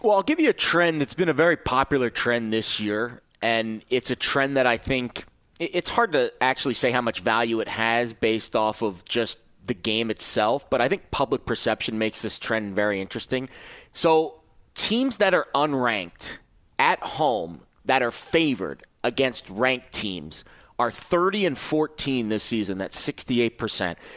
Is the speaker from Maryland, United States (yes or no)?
no; New York City, New York, United States; now in Las Vegas, United States; I'm from New York City originally